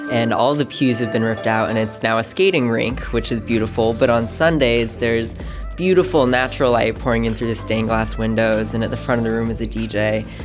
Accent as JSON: {"language": "English", "country": "France", "moved": "as an adult", "lives_now": "Bay Area, United States", "said": "I'm originally from France and I was bullied a lot there and I saw coming to the Bay Area as like an opportunity"}